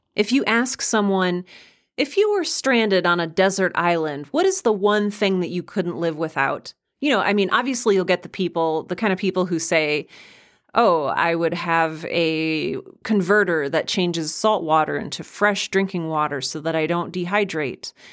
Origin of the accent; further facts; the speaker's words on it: Midwest, United States; I was raised in the Midwest